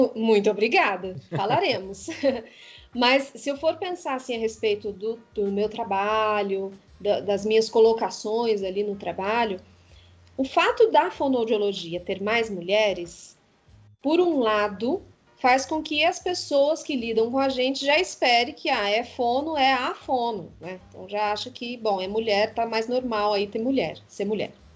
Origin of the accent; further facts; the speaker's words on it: Poços de Caldas, Minas Gerais, Brazil; now in São Paulo, Brazil; A Poços de Caldas, que é a cidade onde eu nasci, é uma cidade montanhosa